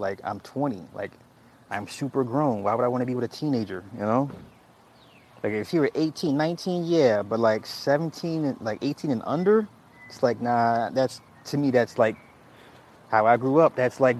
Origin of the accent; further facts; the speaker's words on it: the South, United States; See, I'm from the South. That shit ain't normal.